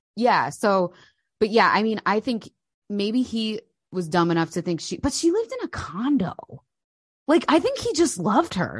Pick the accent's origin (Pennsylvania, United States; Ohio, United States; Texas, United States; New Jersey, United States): New Jersey, United States; moved away as an adult; now in United Kingdom; I'm from New Jersey